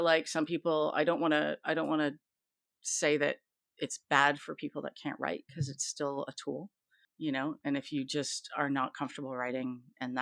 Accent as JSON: {"language": "English", "country": "Canada", "said": "I'm Canadian"}